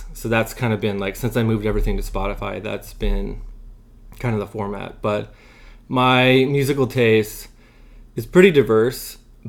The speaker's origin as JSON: {"language": "English", "region": "Wyoming", "country": "United States", "tie": "born or raised there", "said": "I grew up like near Jackson Hole and Grand Targhee and Driggs."}